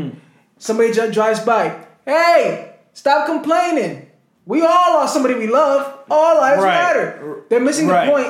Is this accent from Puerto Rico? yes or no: yes; Puerto Rico; me, as a Puerto Rican, we have the Puerto Rican Day Parade.